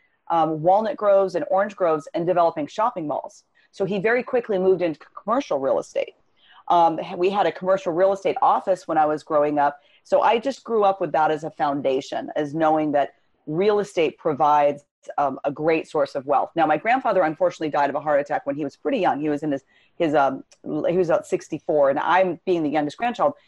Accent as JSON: {"language": "English", "town": "Los Angeles", "region": "California", "country": "United States", "tie": "born or raised there", "said": "I grew up in Southern California, Los Angeles area"}